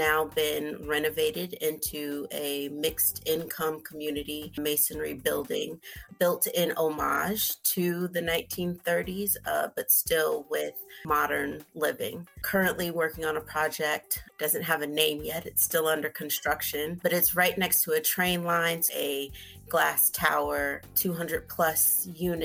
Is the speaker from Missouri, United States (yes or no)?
no; Chicago, Illinois, United States; growing up in Chicago